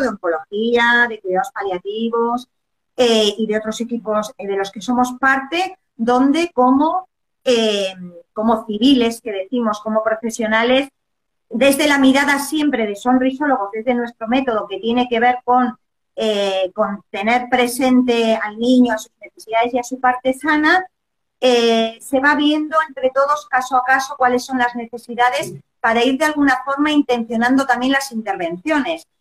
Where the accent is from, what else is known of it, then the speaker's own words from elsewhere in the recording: Basque Country, Spain; moved away as an adult; also born or lived in Barcelona; now in Chile; yo llevo 17 años en Chile, yo soy del norte de España, del País Vasco